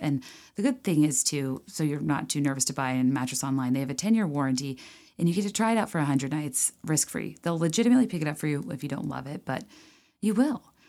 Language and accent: English; Virginia, United States; I grew up in Virginia